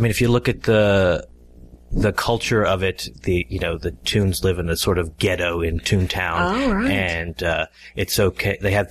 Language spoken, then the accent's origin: English; Georgia, United States; moved away; I grew up in Georgia, but my grandparents lived in Florida